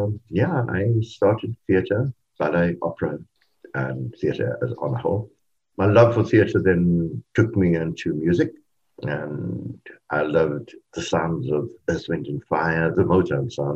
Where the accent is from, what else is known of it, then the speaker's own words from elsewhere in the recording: Cape Town, Western Cape, South Africa; we were all from Cape Town, so we were born there and we were raised there.